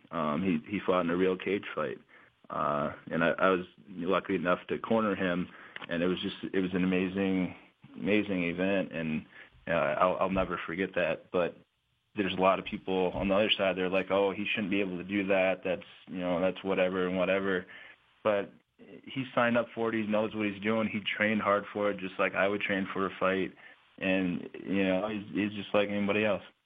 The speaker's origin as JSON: {"language": "English", "region": "South Dakota", "country": "United States", "tie": "born or raised there", "also_born_or_lived": "Albuquerque, New Mexico", "said": "I grew up in South Dakota, born and raised there."}